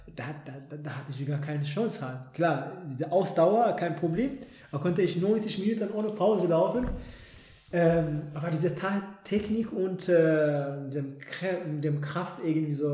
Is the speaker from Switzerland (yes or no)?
no; Ethiopia; now in Germany; in meiner Heimat